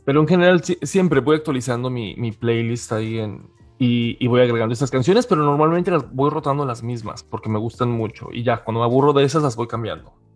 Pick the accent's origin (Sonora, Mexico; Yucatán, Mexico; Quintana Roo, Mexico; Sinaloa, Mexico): Yucatán, Mexico; Mérida; soy Originario de Mérida, Yucatán